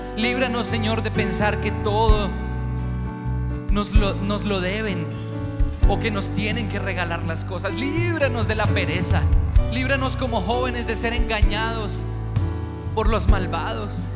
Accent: Colombia; nosotros como colombianos somos gente alegre

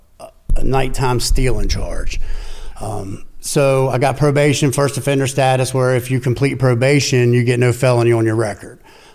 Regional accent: Winchester, Virginia, United States; also born or lived in Berryville, Virginia; From Winchester, Virginia. I was born in actually Berryville, Virginia. Stayed there for, I don't know, 9 years

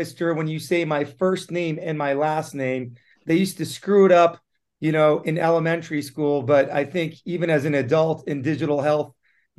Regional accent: San Diego, California, United States; English is a second language; also born or lived in Tehran, Iran; I was lucky enough to be brought up and raised in San Diego in the 90s. I moved actually to San Diego in the mid 80s

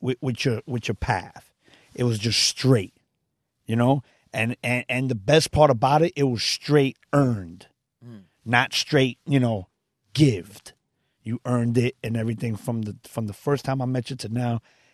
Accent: Brooklyn, New York, United States; From Park Slope, Brooklyn. And my dad and my mom's to get me and my brothers out of the street, they put us into a boxing gym.

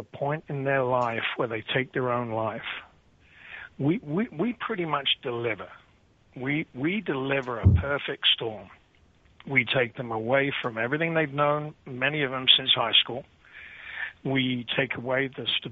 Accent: United Kingdom; moved away as an adult; now in United States; I'm a British veteran of 10 years

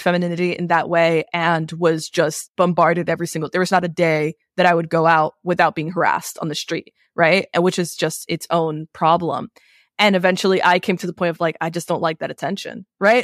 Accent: New York City, New York, United States; also born or lived in Queens; I grew up in New York and I grew up in a Latin family

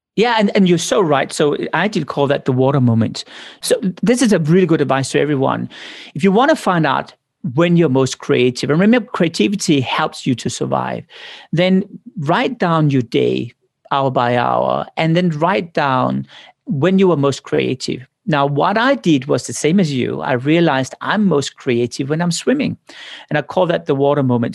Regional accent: Denmark; moved away; I came from Denmark, ninety-nine point nine percent are Protestants

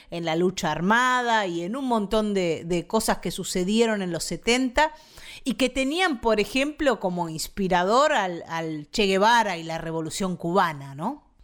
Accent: Buenos Aires Province, Argentina; nosotros, los bonaerenses

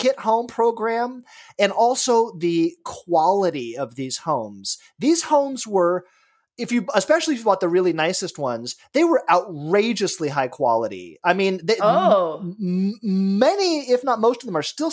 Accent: Los Angeles, California, United States; I grew up in Los Angeles

